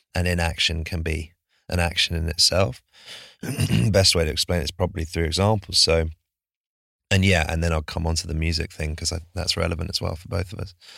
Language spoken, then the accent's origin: English; United States; born in the States